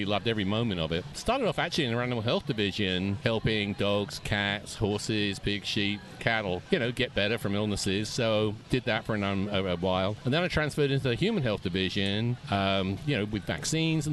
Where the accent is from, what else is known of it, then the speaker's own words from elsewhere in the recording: London, United Kingdom; moved away as an adult; in London, England.